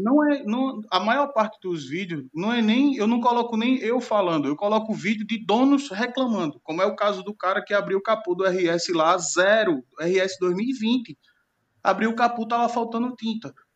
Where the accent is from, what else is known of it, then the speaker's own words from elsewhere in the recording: Northeast Region, Brazil; pelo fato de eu ser nordestino